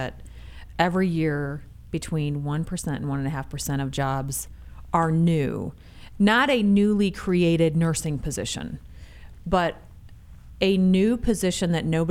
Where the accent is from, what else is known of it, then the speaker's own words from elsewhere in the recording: Michigan, United States; I hail from Michigan